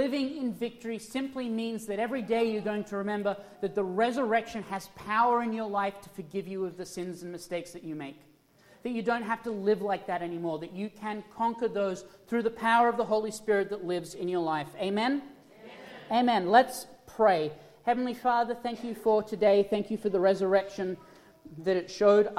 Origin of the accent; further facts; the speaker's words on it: Australia; moved away; I was from Australia